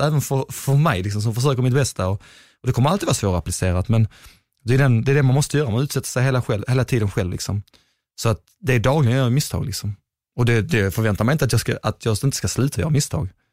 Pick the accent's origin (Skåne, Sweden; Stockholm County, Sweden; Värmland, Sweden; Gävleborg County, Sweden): Skåne, Sweden; accent: Skåne; also born or lived in Gothenburg; jag är i Skåning